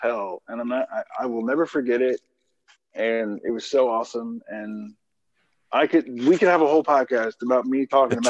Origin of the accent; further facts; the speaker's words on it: Atlanta, Georgia, United States; I grew up in Atlanta.